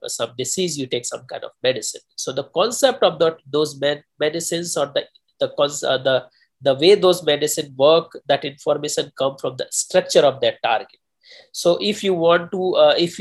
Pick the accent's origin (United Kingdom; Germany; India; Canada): India; moved away as an adult; also born or lived in New Delhi; now in United States; I'm natively from India